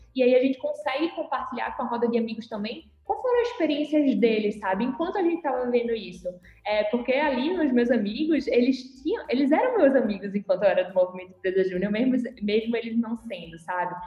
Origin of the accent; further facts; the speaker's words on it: Recife, Pernambuco, Brazil; eu sou aqui de Recife